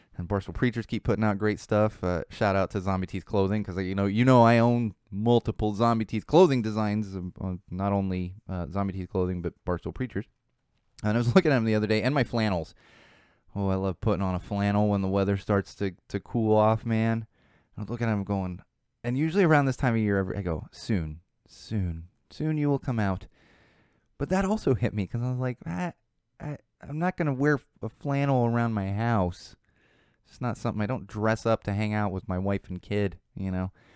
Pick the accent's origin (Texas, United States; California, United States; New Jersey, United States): California, United States; my home state